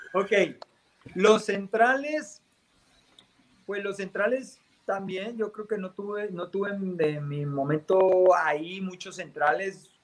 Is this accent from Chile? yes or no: no; Colombia; moved away; como colombiano